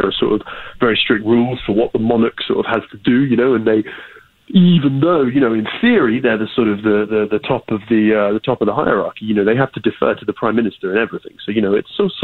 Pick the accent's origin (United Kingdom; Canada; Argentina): United Kingdom; being a Brit